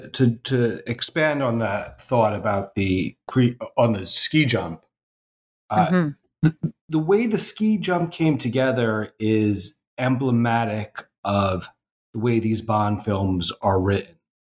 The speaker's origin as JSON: {"language": "English", "country": "United States", "said": "as an American"}